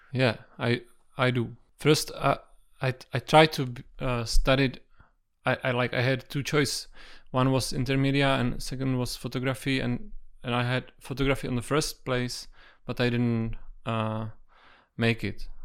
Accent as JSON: {"language": "English", "region": "Prague", "country": "Czechia", "tie": "born or raised there", "said": "I was born in Prague. I, I live in Prague whole life, and I was raised uh, close"}